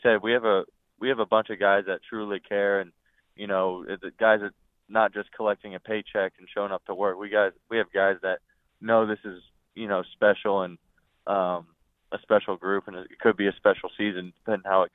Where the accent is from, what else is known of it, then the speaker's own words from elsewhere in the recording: Eastern Pennsylvania, United States; it's Eastern Pennsylvania